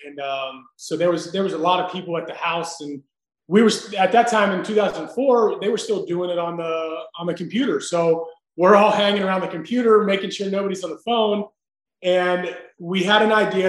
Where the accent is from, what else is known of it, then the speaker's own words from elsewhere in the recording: Pittsburgh, Pennsylvania, United States; I got to live my dream and get to the big leagues in my hometown.